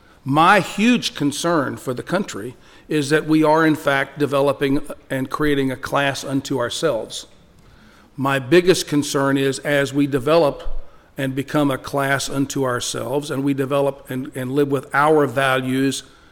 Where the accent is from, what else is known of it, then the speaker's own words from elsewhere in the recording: El Paso, Texas, United States; El Paso.